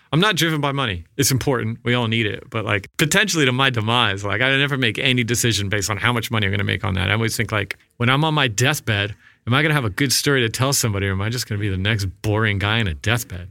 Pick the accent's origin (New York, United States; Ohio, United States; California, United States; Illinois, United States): New York, United States; Massapequa Park; I grew up in Massapequa Park, Long Island